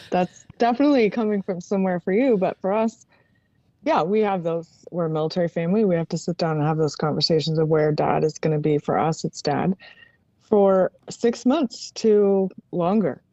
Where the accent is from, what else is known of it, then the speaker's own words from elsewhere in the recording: Maryland, United States; moved away; I was raised in Maryland